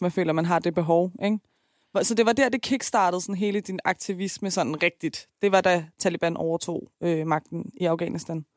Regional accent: Iran; now in Denmark; jeg er fra Iran.

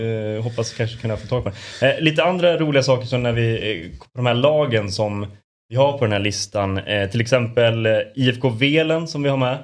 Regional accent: Borlänge, Dalarna County, Sweden; Jag är från Borlänge.

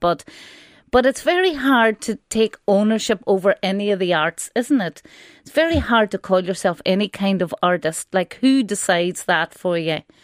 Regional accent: Donegal, Ulster, Ireland; where I grew up in Donegal

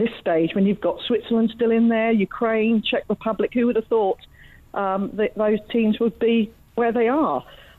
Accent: England, United Kingdom; obviously I'm English

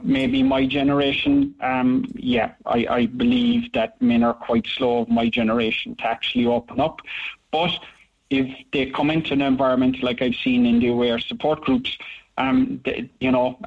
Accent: Ireland; as an Irish culture, we always say, you know, how are you, how are things?

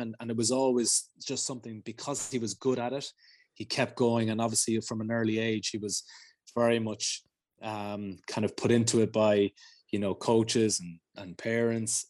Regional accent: Ireland; being Irish

